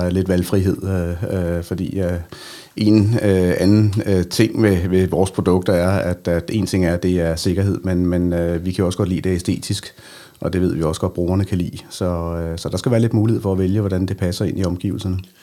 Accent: Denmark; vores øh, område hjemme i Danmark

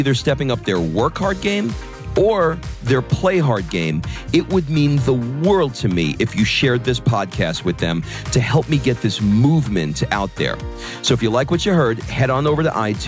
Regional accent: United States; moved away as an adult; also born or lived in Los Angeles, United States; now in Italy; I'm American

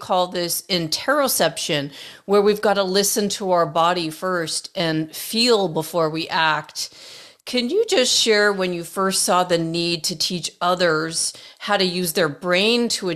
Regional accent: Toronto, Ontario, Canada; now in Arizona, United States; my hometown of Toronto, Canada

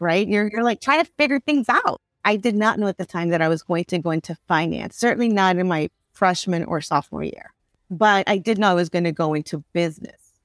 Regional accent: Chicago, Illinois, United States; I grew up in Little Village, and in Little Village, there are many business owners on twenty-sixth Street, thirty-first Street

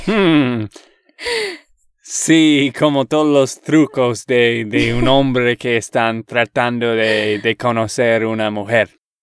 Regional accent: Texas, United States; de Texas, Estados Unidos

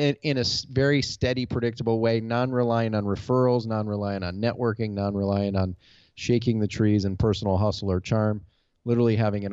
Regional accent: Detroit, Michigan, United States; now in Goodyear, Arizona, United States; Detroit, Michigan, off of Springwells and Verner Highway.

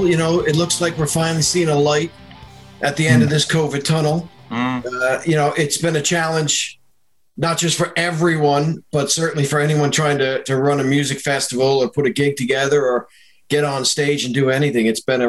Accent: Boston, Massachusetts, United States; moved away as an adult; now in Dublin, Ireland; Well, I'm a Boston boy, so kind of born and raised in the States, which you could probably tell. Most people just assume I'm an American, and they're right. But I moved here in 97, so it'll be 24 years in August.

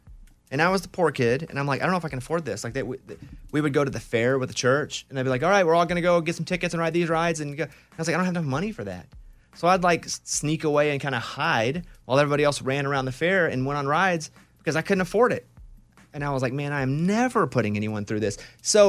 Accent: Arkansas, United States; because Caitlin's from Oklahoma, I'm from Arkansas.

